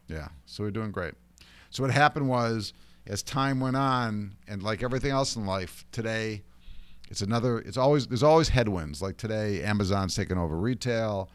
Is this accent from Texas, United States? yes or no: no; Ohio, United States; moved away as an adult; now in New York, United States; I grew up in Ohio